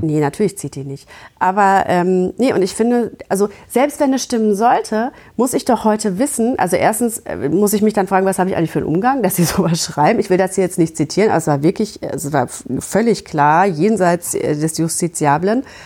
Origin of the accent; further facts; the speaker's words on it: Gütersloh, North Rhine-Westphalia, Germany; ich komme aus Gütersloh